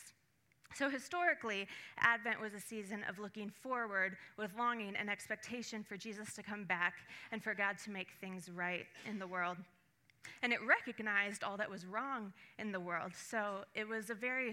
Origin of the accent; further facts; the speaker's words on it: Puget Sound, Western Washington, United States; I grew up mostly in Western Washington near the Puget Sound